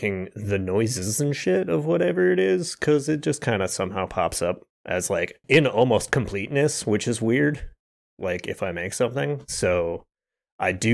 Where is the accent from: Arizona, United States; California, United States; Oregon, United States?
Arizona, United States; I was from Arizona